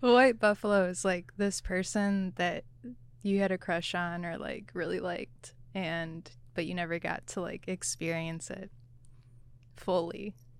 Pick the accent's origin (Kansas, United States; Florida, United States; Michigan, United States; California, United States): Michigan, United States; moved away as an adult; I grew up in Michigan, went to school in Michigan, and didn't leave until I was in the military.